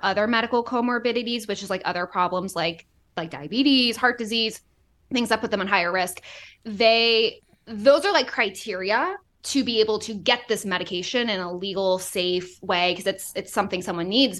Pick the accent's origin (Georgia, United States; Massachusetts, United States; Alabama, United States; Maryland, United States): Massachusetts, United States; Boston; moved away; also born or lived in Florida; I'm from Boston